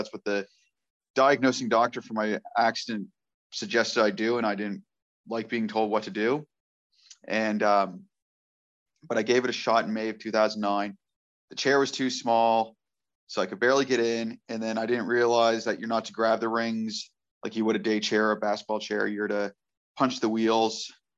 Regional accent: Cambridge, Nova Scotia, Canada; I am from Cambridge, Nova Scotia

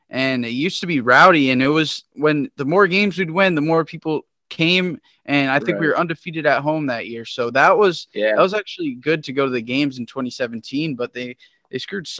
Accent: Connecticut, United States; I'm from Connecticut, so it's always freezing.

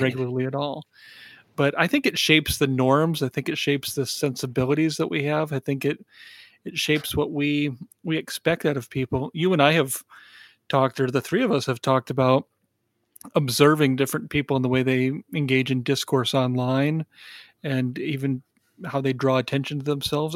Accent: Sioux City, Iowa, United States; moved away as an adult; also born or lived in Minneapolis / Chicago suburbs; growing up in Sioux City, I just assumed that I wouldn't stay here.

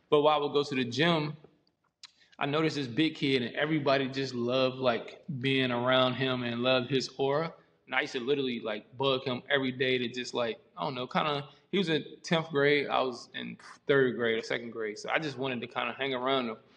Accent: Columbia, South Carolina, United States; also born or lived in Fulda, Germany / Frankfurt, Germany; now in Germany; So my mom was in the army. So we were stationed in Fulda and then Frankfurt and then the military. And then we, when she got out the military, we moved to um, Fort Jackson, Columbia, South Carolina, which is another army base.

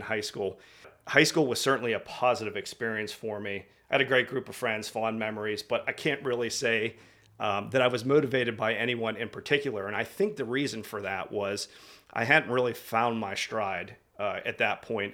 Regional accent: outside Pittsburgh, Pennsylvania, United States; I, uh, grew up in the, I'm gonna sit, call it the sticks, about thirty minutes outside of, uh, Northeast Pittsburgh

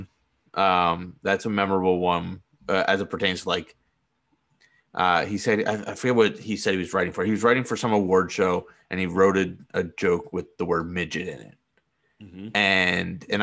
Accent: Boston, Massachusetts, United States; moved away; I'm from Boston

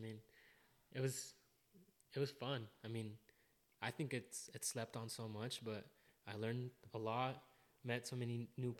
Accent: American Falls, Idaho, United States; now in Boise, United States; I am from American Falls, Idaho.

